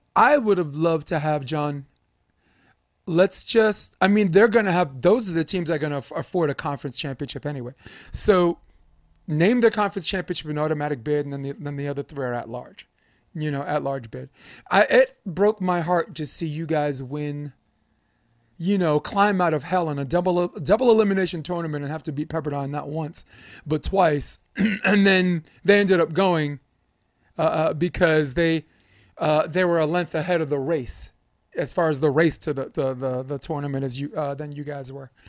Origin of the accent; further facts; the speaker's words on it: New York, United States; I'm growing up in New York. I felt like everyone on my block could freestyle except for me.